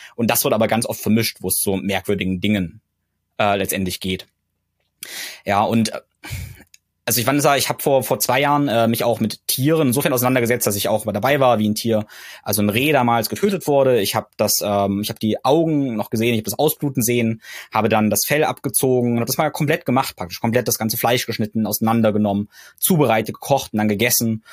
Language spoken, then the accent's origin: German; Germany; bei uns in Deutschland